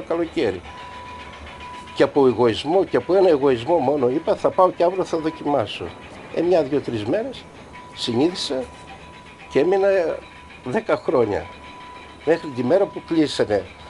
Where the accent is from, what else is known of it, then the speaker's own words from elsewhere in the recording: Palaiopoli, East Macedonia and Thrace, Greece; moved away as an adult; also born or lived in Belgium; παιδικά χρόνια μαζί με τους φίλους μου εδώ στην Παλιάπολη